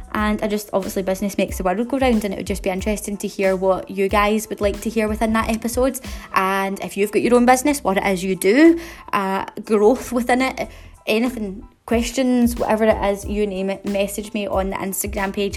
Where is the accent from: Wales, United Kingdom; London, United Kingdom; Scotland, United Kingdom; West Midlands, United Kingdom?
Scotland, United Kingdom; Glasgow; in case you haven't been able to tell from my accent, I'm from Glasgow